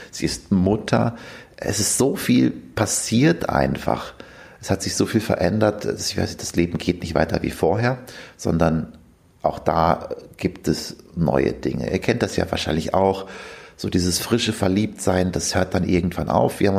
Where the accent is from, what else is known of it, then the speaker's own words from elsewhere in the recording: Verl, North Rhine-Westphalia, Germany; now in Zürich, Switzerland; Ich bin gebürtiger Ostwestfale, komme aus Bielefeld, also genauer gesagt aus Verla, einem kleinen Ort in der Nähe von Bielefeld